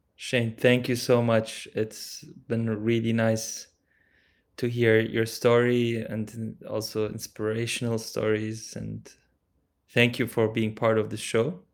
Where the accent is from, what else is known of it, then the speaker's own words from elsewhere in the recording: Germany; I was born in Germany to Turkish